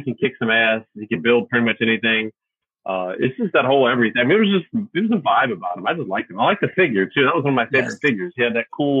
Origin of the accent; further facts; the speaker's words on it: Norfolk, Virginia, United States; also born or lived in New Jersey / Alabama / Michigan / Dallas, Texas; I was born in Norfolk and I lived there most of my life